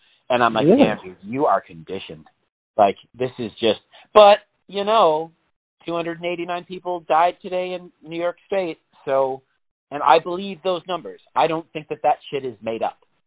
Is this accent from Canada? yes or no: yes; Canada; I'm from Canada.